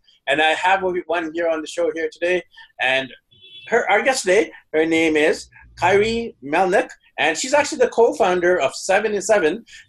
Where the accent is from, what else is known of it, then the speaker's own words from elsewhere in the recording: Vancouver, British Columbia, Canada; now in Taipei, Taiwan; I'm from Vancouver, and she's over there in Kelowna, but she's not in Kelowna, and I'm not in Vancouver. I'm in Taipei